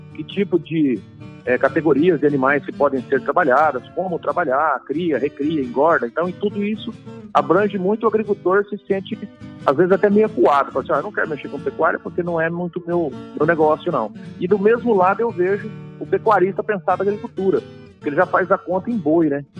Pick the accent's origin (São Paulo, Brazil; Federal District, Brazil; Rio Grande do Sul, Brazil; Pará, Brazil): São Paulo, Brazil; Iacri; Então, eu sou de sou do interior de São Paulo, né? Do Oeste Paulista. Sou de uma cidadezinha chamada Iacri, São Paulo.